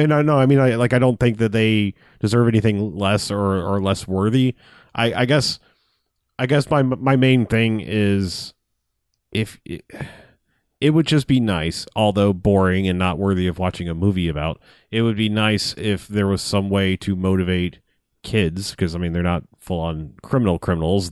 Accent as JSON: {"language": "English", "country": "United States", "said": "as an American"}